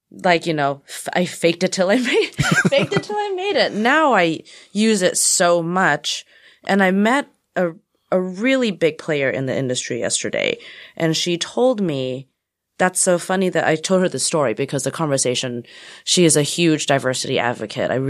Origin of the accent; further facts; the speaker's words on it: Texas, United States; I was born in Texas. … from Texas.